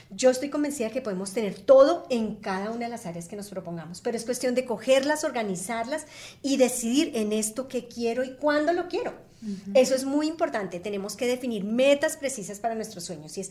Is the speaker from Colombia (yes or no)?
yes; Colombia; yo soy colombiana